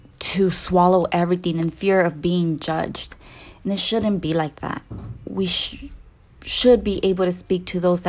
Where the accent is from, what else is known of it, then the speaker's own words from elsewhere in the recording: Salinas Valley, California, United States; accent: Latina; now in Bay Area, United States; I'm originally from the Salinas Valley